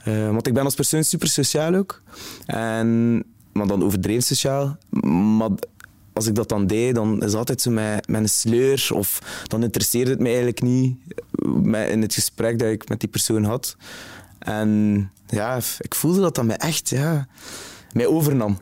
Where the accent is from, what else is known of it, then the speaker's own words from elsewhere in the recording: Zottegem, Flanders, Belgium; now in Ghent, Belgium; Ik ben afkomstig van Zottegem